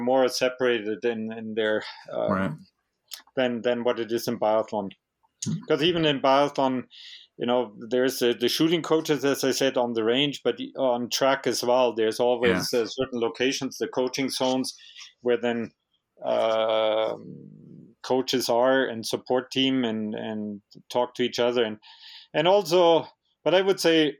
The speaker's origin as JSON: {"language": "English", "region": "Germany and Bavaria", "country": "Germany", "moved": "yes", "lives_now": "Canada", "said": "being originally from Germany and Bavaria"}